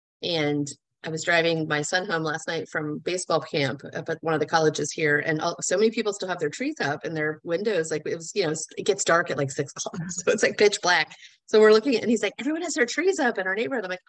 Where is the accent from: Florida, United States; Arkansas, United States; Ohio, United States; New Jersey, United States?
Florida, United States; I grew up on the beach. I grew up in Florida, and there was a Christmas shop in Fort Lauderdale that my mom would take us